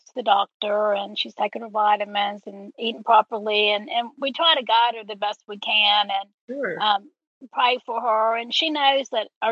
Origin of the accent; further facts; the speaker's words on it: Panama City, Florida, United States; also born or lived in Jacksonville, Florida; Panama City, since it's my hometown